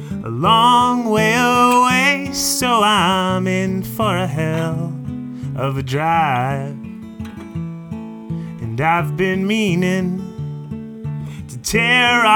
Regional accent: Canada; I identify as a Canadian songwriter

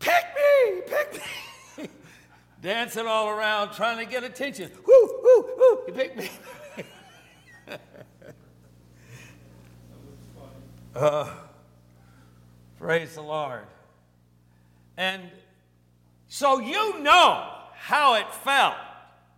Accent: Cortland, New York, United States; growing up in Cortland, New York, and we lived on Maple Street

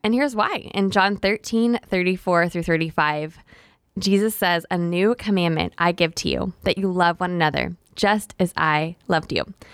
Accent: Tyler, Texas, United States; moved away; also born or lived in Oklahoma; I'm originally from East Texas, from Tyler.

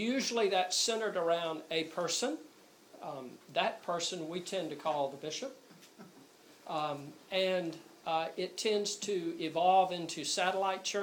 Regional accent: Columbus, Georgia, United States; moved away; I'm actually from Columbus, Georgia

